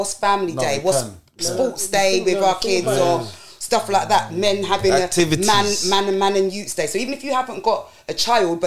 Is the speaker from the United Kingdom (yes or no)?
yes; London, United Kingdom; when I was a kid growing up and I grew up in Deptford